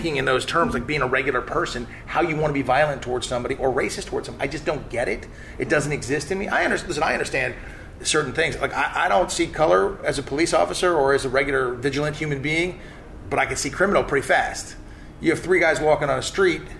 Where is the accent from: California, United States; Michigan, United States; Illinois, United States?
California, United States; Malibu; moved away; also born or lived in Pocatello, Idaho / Frederick County, Virginia; I was from Malibu